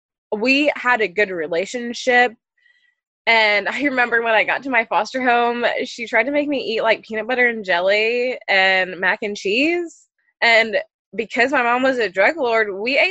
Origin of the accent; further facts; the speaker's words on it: Ohio, United States; also born or lived in Texas; I was born in Texas. My mom didn't want me to live in a city. She wanted me to be raised in a small, rural, safer town. So we moved to Ohio, where she was originally from